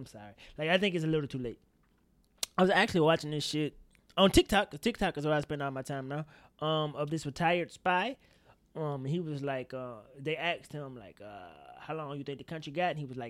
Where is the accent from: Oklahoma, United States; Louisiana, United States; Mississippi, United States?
Mississippi, United States; I'm from Mississippi, Shay.